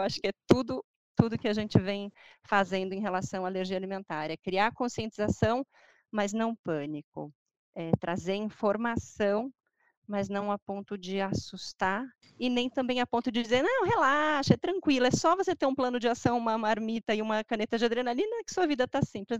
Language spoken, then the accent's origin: Portuguese; Brazil; Eu sou brasileira